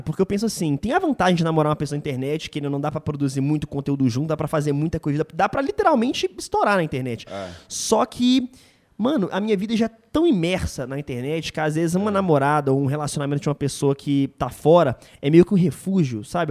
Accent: Belo Horizonte, Minas Gerais, Brazil; de Belo Horizonte, minha terra

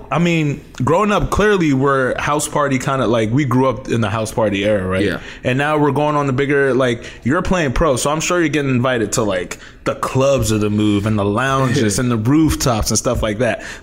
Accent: Maryland, United States; think about like us growing up in Montgomery County, alcohol is like the most regulated.

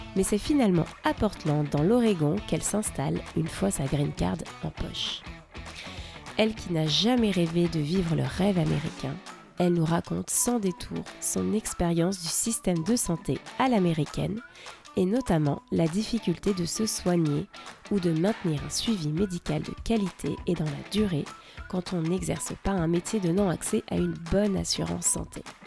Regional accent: France; now in Seattle, United States; je suis française et je vous parle depuis Seattle.

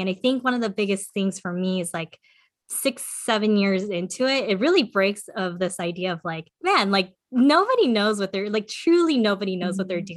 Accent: California, United States; also born or lived in South Korea; I was born in California

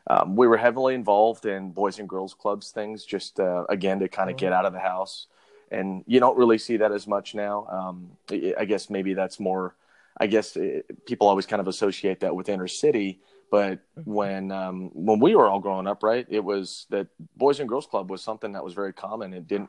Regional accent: Las Vegas, Nevada, United States; also born or lived in Hawaii; Was born in Hawaii. And we moved before I turned three and moved out to Las Vegas.

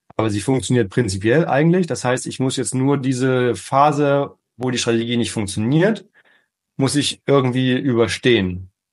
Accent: Northern Germany, Germany; Ich bin ähm, aufgewachsen in Norddeutschland

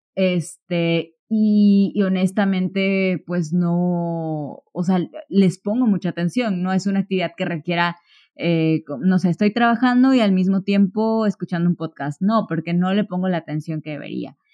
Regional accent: Córdoba, Veracruz, Mexico; yo soy de Córdoba, Veracruz

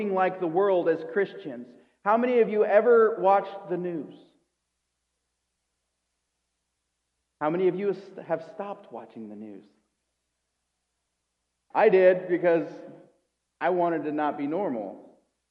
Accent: United States; I'm an American

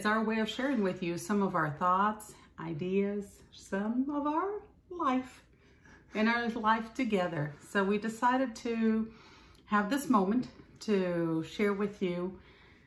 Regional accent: Recife, Pernambuco, Brazil; moved away as an adult; also born or lived in Angola; now in United States; I'm from Brazil, and I was born and raised in Brazil, Northeast Brazil, in Recife.

